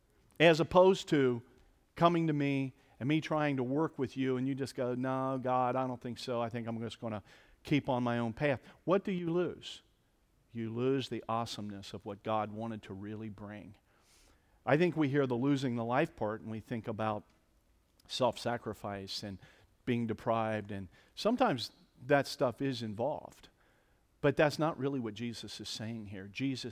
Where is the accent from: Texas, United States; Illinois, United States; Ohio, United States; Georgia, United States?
Ohio, United States; Cincinnati; now in Columbus, United States; I grew up in Cincinnati, Ohio, think maybe I've made a reference or two to Cincinnati.